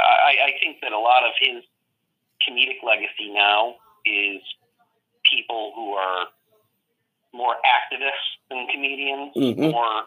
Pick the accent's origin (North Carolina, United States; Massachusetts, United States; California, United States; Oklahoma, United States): Massachusetts, United States; Lee; born or raised there; moved away; also born or lived in Pittsfield, Massachusetts